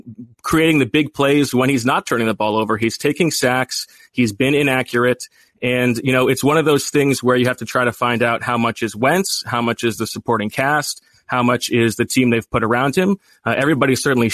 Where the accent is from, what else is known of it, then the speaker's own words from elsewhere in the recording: Westchester, New York, United States; moved away; I'm from Westchester, and once upon a time we shared pages in the Journal News